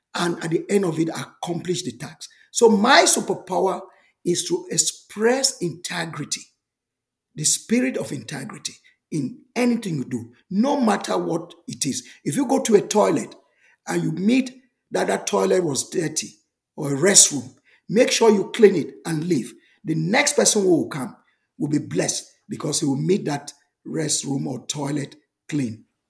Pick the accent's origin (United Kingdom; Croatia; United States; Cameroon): Cameroon; I was born in Cameroon